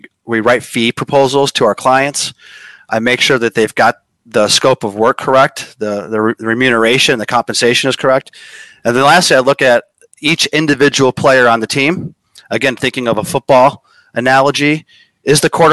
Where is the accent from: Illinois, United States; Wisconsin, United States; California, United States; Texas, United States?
Illinois, United States; Chicago; now in Los Angeles, United States; I'm from Chicago. I now live in LA.